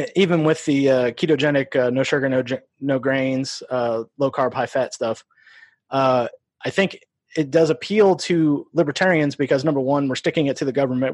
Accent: Iowa, United States; also born or lived in Omaha, Nebraska; we moved across the river to Iowa.

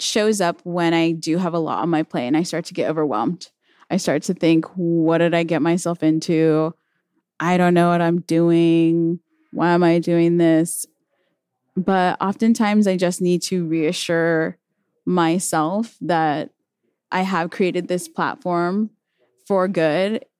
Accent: Chino, California, United States; also born or lived in Pomona, California; I was born and raised in Chino, California, but I often say Pomona 'cause I feel like that's the city that raised me up.

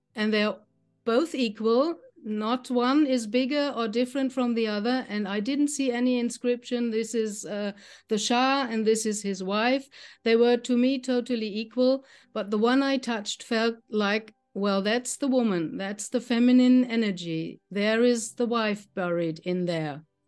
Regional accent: Germany; I'm from Germany. I live in the middle of Germany, near to the town Frankfurt.

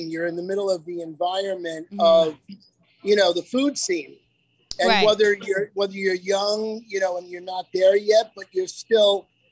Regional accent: New York City, New York, United States; I grew up in Queens

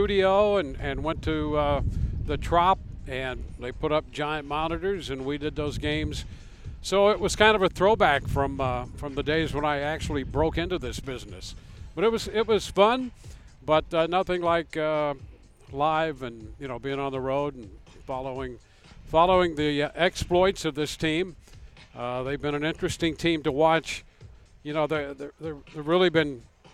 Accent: St. Louis, Missouri, United States; I grew up in the St. Louis area in the 60s

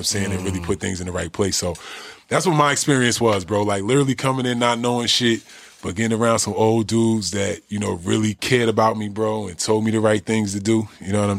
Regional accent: New Jersey, United States; I'm from Jersey, bro.

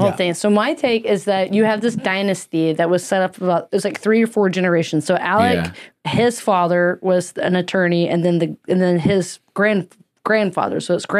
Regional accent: Mississippi, United States; accent: southern; moved away; I grew up in the South

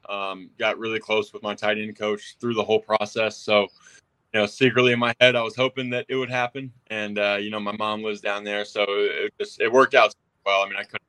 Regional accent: Atlanta, Georgia, United States; moved away as an adult; also born or lived in London, United Kingdom / Indiana; now in Tampa, United States; I grew up in a suburb of Atlanta

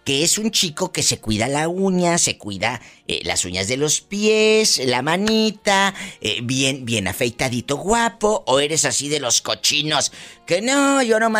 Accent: Monclova, Coahuila, Mexico; Soy de Monclova, Monclova.

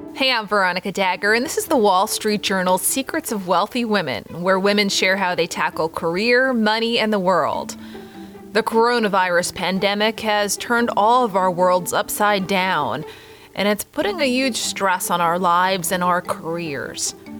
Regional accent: New York, United States; being a New Yorker

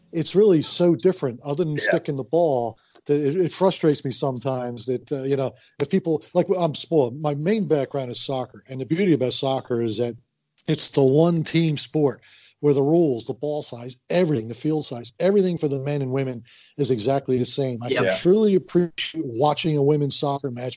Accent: Philadelphia, Pennsylvania, United States; also born or lived in Halifax, Nova Scotia, Canada; I grew up in the Philadelphia area

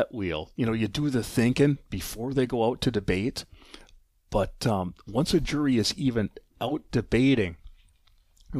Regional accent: River Falls, Wisconsin, United States; moved away as an adult; also born or lived in Durand, Wisconsin; now in Eau Claire, United States; I'm originally from River Falls, Wisconsin, graduate of that high school

